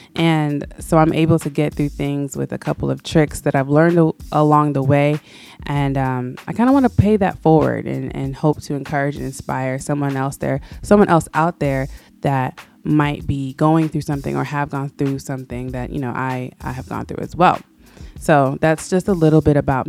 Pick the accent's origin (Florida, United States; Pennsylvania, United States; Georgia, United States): Florida, United States; also born or lived in Oakland, California; now in Atlanta, United States; But I was raised in Florida, in between South Florida and Central Florida